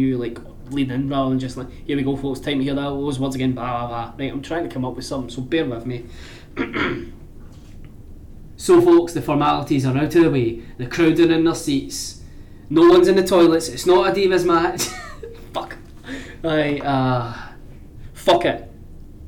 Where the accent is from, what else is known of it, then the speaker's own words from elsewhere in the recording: Scotland, United Kingdom; I'm from Scotland